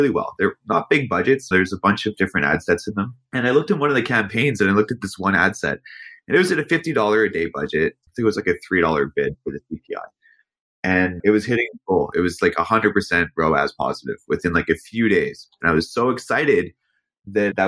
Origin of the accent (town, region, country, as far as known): Canada